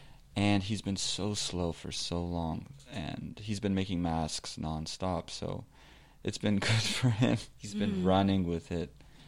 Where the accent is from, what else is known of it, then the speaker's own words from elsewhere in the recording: Beverly Hills, California, United States; I'm Jewish, and I'm from Beverly Hills.